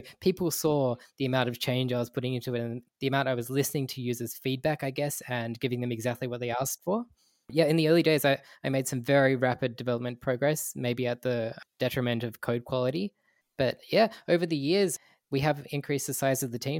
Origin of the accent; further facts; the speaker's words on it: Australia; in my childhood, I grew up in Australia